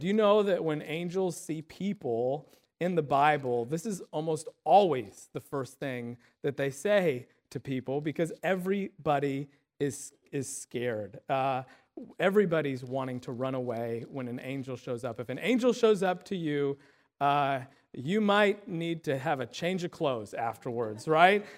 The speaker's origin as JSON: {"language": "English", "region": "Illinois", "country": "United States", "tie": "born or raised there", "said": "the town where we grew up in Illinois"}